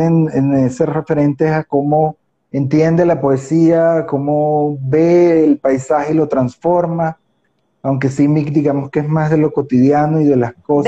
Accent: Puerto Cabello, Carabobo, Venezuela; yo soy un porteño ucraniano

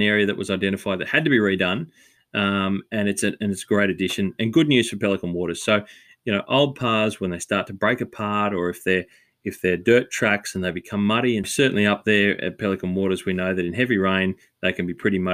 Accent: Australia; as an Aussie

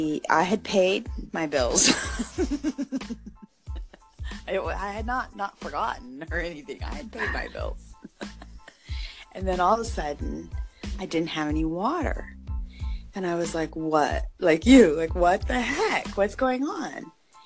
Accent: United States; moved away; also born or lived in Mexico; me being the American

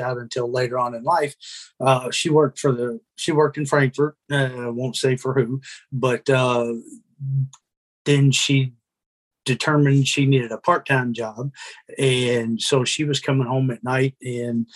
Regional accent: Smithfield, Kentucky, United States; also born or lived in Louisville, Kentucky / Raleigh, North Carolina; we moved back to Smithfield, Kentucky, out in Henry County with my mom's mom and her husband on a beef cattle

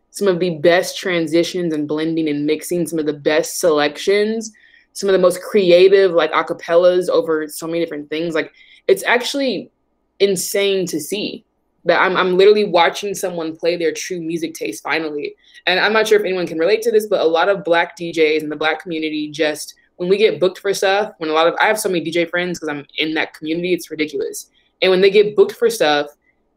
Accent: Oakland, California, United States; Growing up in Oakland, it was just super, super always diverse

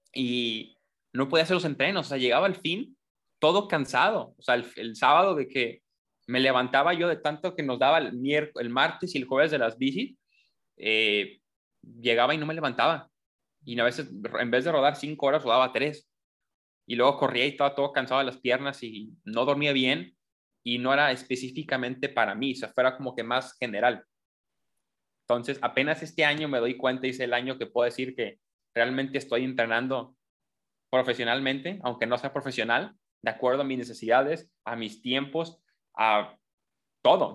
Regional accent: Colima, Mexico; yo soy de Colima

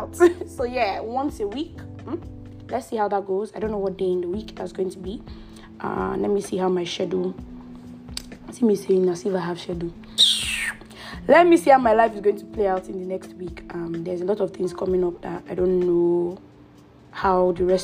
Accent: Edo, Nigeria; moved away as an adult; also born or lived in Abuja, Nigeria / Ota, Nigeria; now in Canada; I am an Edo girl. Proudly an Edo girl. My father and my mother, they're Edo. People do get me mixed up because of my surname, but I am fully from Edo State.

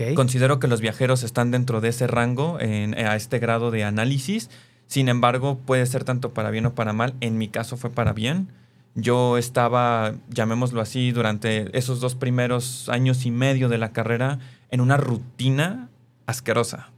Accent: Mexico City, Mexico; yo soy originario de la Ciudad de México

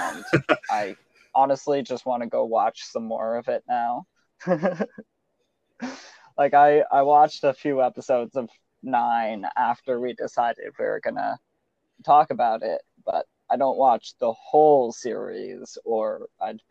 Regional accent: Canada; I'm Canadian.

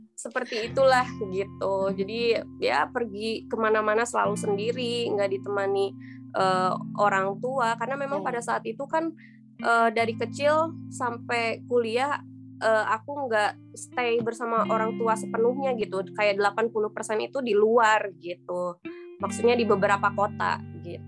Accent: Sukabumi, West Java, Indonesia; aku lahir di Sukabumi uh, kalau misalkan nggak tahu Sukabumi itu di Jawa Barat jadi asli Sunda

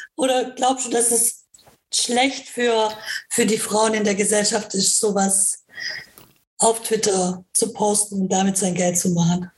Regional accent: Karlsruhe, Baden-Württemberg, Germany; ich komme ja aus Karlsruhe

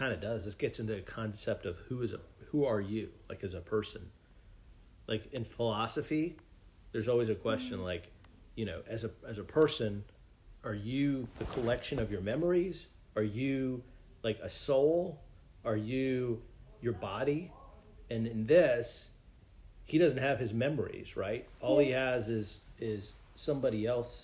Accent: Connecticut, United States; I'm from Connecticut.

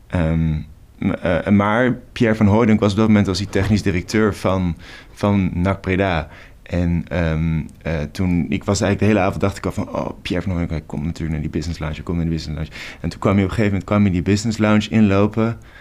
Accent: Rotterdam, South Holland, Netherlands; Ik kom uit Rotterdam

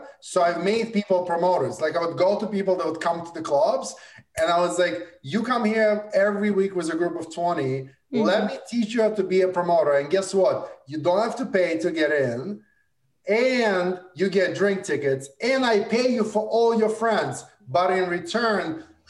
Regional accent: Brooklyn, New York, United States; I went to high school in Brooklyn. I grew up in Brooklyn.

